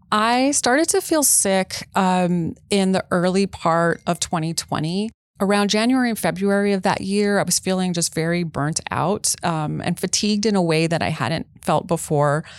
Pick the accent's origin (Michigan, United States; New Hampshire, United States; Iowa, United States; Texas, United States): Texas, United States; I'm from Texas